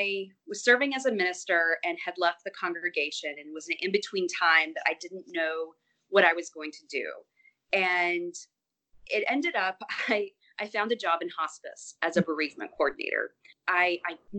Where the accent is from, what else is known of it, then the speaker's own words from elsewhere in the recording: Athens, Georgia, United States; moved away as an adult; also born or lived in Jefferson, Georgia; now in Brooklyn, United States; I'm originally from Georgia, grew up in Athens, Georgia